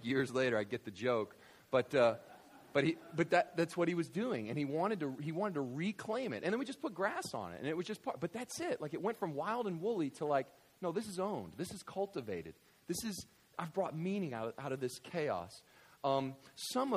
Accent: West Kentucky, United States; I grew up in West Kentucky

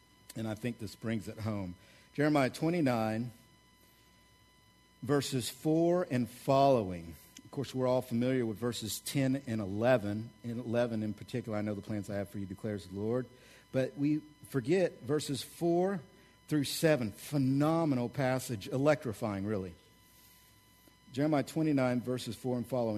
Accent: Oklahoma, United States; I grew up in Oklahoma

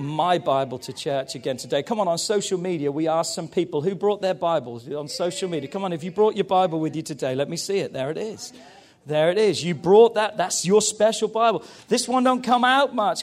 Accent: England, United Kingdom; I love being English

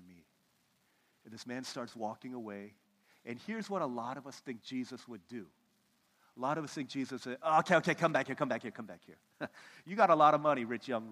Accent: United States; I'm from America

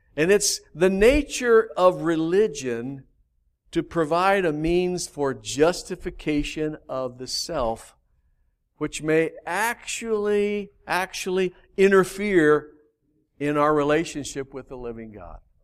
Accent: Albuquerque, New Mexico, United States; I grew up in Albuquerque in the valley.

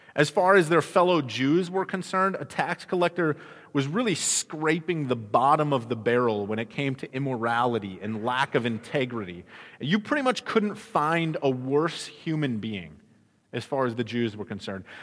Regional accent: Midwest, United States; now in Arizona, United States; I grew up in the Midwest

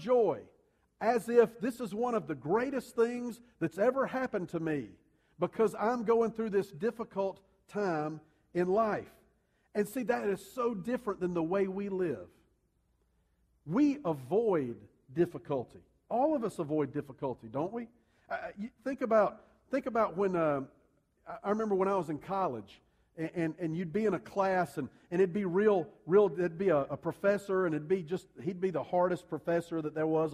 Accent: United States; we see things as American human beings

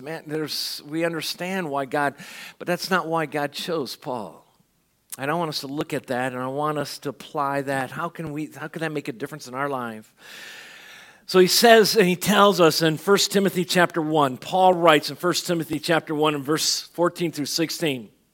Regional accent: Benson, Arizona, United States; also born or lived in Chicago, Illinois; I had graduated in Chicago from kindergarten. Uh, we moved to Chicago. We moved to Tucson, Arizona, or, or southern Arizona, Benson

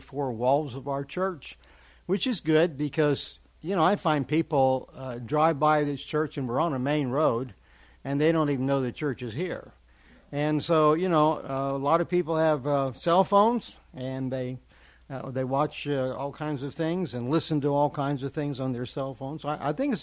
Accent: Kearney, Nebraska, United States; moved away as an adult; also born or lived in Lincoln, Nebraska; now in Arkansas, United States; I'm originally from Kearney, Nebraska. It's where I was born. But lived in Lincoln for a while

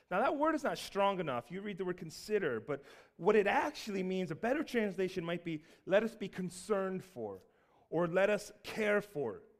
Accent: Seattle, Washington, United States; now in Baltimore, United States; we're originally from the West Coast. We were all, my whole family was born in Seattle, and we moved over to Baltimore on the East Coast.

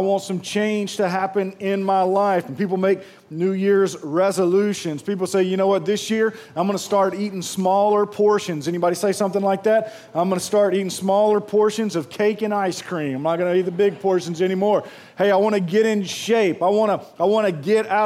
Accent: Pearl, Mississippi, United States; moved away; I am from Pearl, and I'm so proud of that place that's grown up

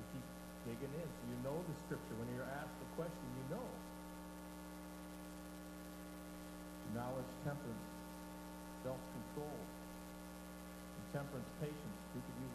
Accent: Michigan, United States; I said, I'm from Michigan.

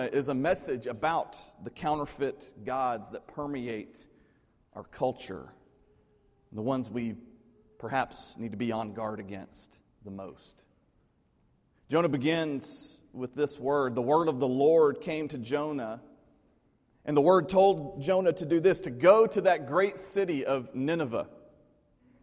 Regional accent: Middle Tennessee, United States; the place where I grew up in Middle Tennessee

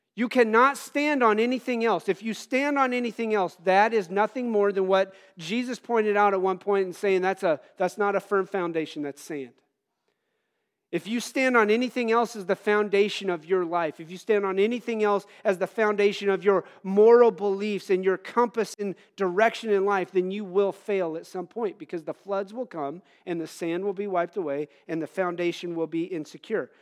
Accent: United States

